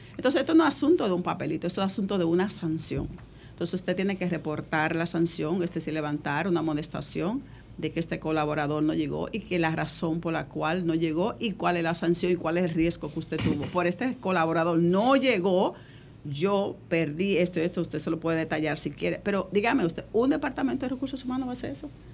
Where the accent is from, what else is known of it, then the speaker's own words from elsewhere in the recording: Dominican Republic; nuestro país